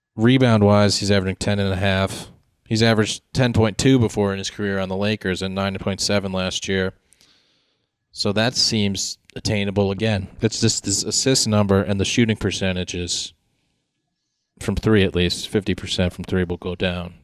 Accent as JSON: {"language": "English", "region": "Connecticut", "country": "United States", "said": "We're from Connecticut"}